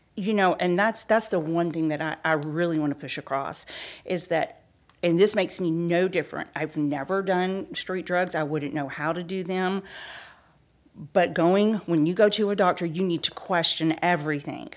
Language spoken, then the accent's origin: English; Peachtree City, Georgia, United States; I was born and raised in Peachtree City, Georgia.